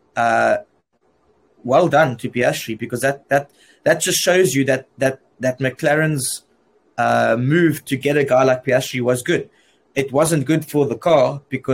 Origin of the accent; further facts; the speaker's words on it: South Africa; I'm from South Africa